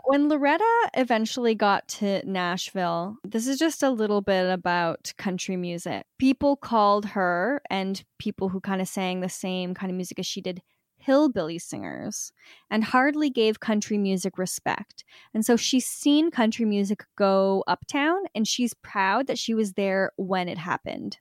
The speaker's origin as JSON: {"language": "English", "country": "Canada", "said": "being Canadian"}